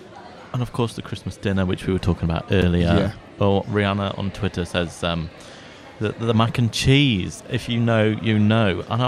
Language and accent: English; Yorkshire and the Humber, United Kingdom; now in Leicester, United Kingdom; And I'm from Yorkshire